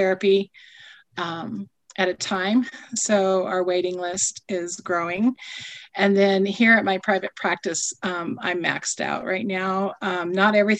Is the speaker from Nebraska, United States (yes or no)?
yes; North Platte, Nebraska, United States; I grew up here in North Platte and went to school here